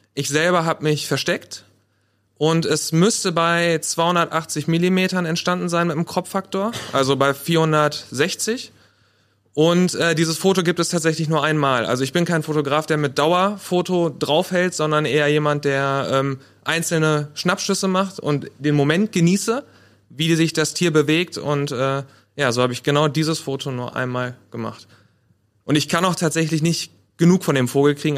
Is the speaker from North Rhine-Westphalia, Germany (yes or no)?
yes; Paderborn, North Rhine-Westphalia, Germany; Ich komme auch aus Paderborn, so wie mein Vorredner Rick.